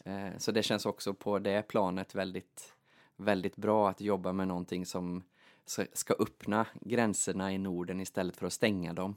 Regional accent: Kinnarp, Västra Götaland, Sweden; moved away as an adult; also born or lived in Gothenburg, Sweden; now in Åland, Finland; Jag är ju född och uppvuxen i eh, Kinnarp, mitt i Västergötland

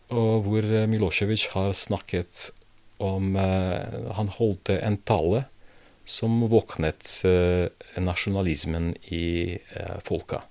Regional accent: Prizren, Kosovo; Norwegian is a second language; moved away as an adult; also born or lived in Belgrade, Serbia / Split, Croatia / Montenegro / Bosnia and Herzegovina; now in Drammen, Norway; Jeg har oppvokst i Prizren, uh, som er nå Kosovo

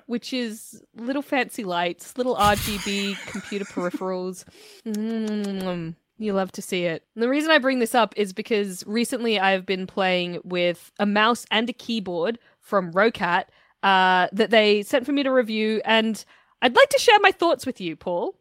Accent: Australia; I was born and raised in Australia

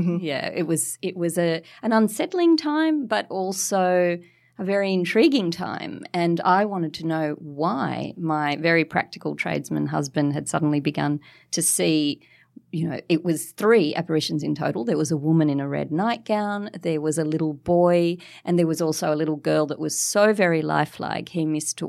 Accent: Mascot, New South Wales, Australia; So, well, I write in my books about a little haunted Californian bungalow that I grew up in Mascot.

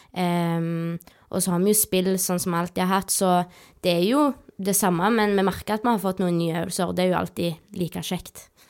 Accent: Rennesøy, Rogaland, Norway; jeg er da født og oppvokst på Roaldsøy

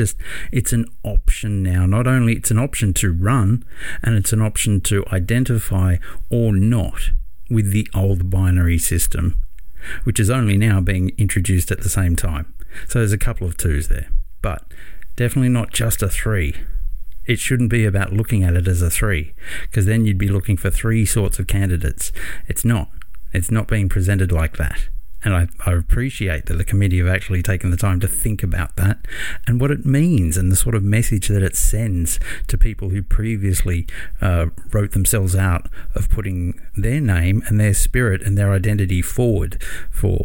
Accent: Australia; my hometown

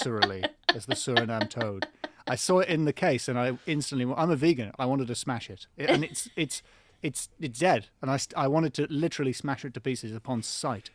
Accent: North East England, United Kingdom; now in London, United Kingdom

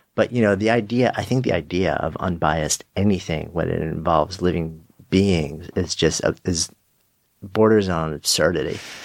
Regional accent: New York, United States; being a New Yorker

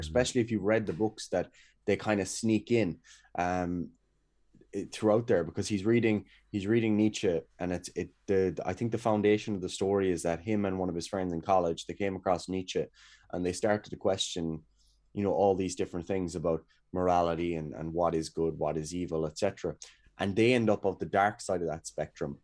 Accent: Kerry, Munster, Ireland; moved away as an adult; now in Cork, Ireland; I'm away from Kerry at the moment anyway. Um, I'm up in Cork

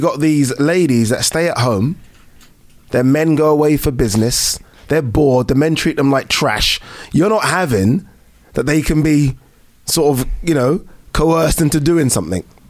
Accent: United Kingdom; we're British. We're brought, we're born, we're you know brought up here

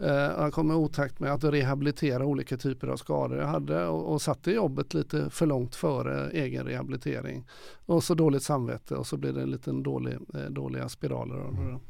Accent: Gothenburg, Västra Götaland, Sweden; när jag var ung i Göteborg på 60-70-talet

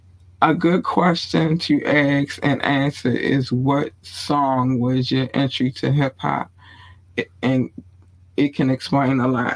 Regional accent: Baltimore, Maryland, United States; also born or lived in North Carolina; I was not born in Baltimore. I've been raised in Baltimore. North Carolina birthed me, Baltimore raised me.

